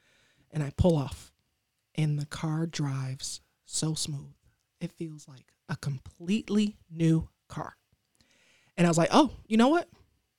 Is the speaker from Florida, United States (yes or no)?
no; Detroit, Michigan, United States; So I grew up in Detroit, and I went to University of Michigan, Ann Arbor. It's only 45 minutes, but it's a world away.